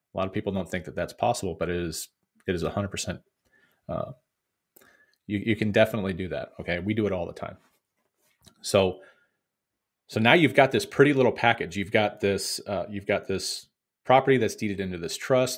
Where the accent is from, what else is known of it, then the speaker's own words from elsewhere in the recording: Missouri, United States; my home state of Missouri